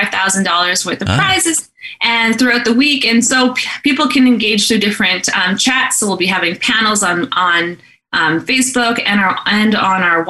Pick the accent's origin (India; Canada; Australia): Canada; Garden Hill, Manitoba; I'm from Garden Hill First Nation. Oh, yeah. It's in northern Manitoba